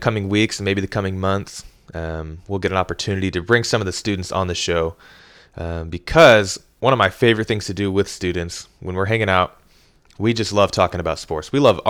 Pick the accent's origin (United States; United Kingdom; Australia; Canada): United States; Kansas City, Missouri; now in Hot Springs, United States; like I told you. I'm from Kansas City, Missouri